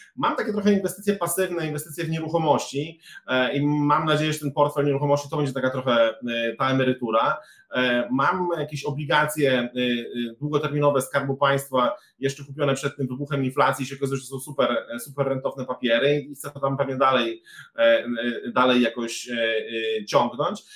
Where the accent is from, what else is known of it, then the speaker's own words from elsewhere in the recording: eastern Poland, Poland; też pochodzę ze wschodniej Polski